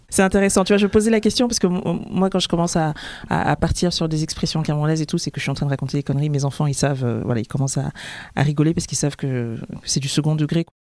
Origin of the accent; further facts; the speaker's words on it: France; je suis née en France, mais je suis devenue française bien plus tard